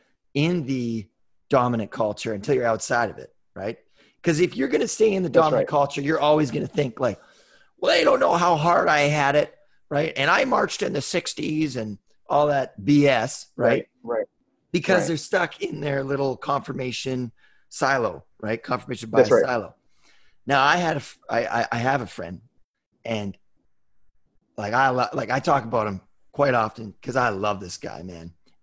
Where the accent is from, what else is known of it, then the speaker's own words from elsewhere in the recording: West Coast, United States; And I grew up on the West Coast.